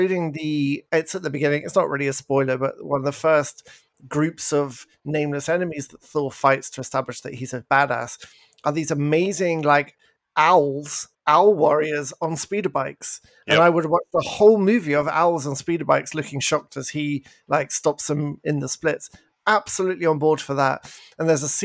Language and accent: English; England, United Kingdom; moved away; I'm English